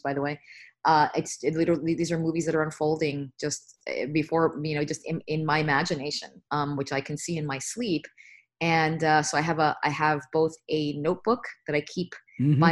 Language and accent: English; United States; also born or lived in Bronx, New York / New Jersey; I grew up in New York, as you mentioned. I was born in the Bronx. And then my family moved to a New Jersey suburb